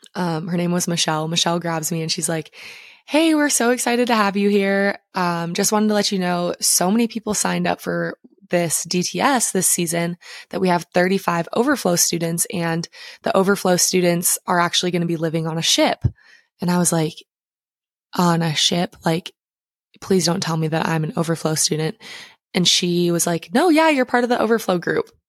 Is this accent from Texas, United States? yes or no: no; Montana, United States; I grew up in Montana